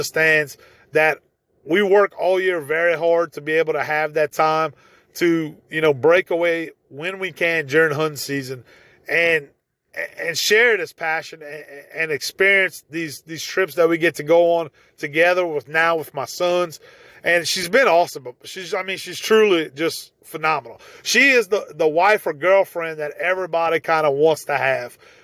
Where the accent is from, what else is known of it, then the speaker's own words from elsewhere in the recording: Evangeline Parish, Louisiana, United States; moved away as an adult; now in Gonzales, United States; I grew up in Evangeline Parish.